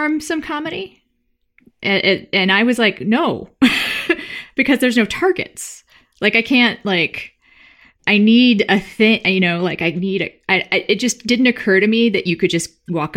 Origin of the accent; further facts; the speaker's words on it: Texas, United States; I grew up in Texas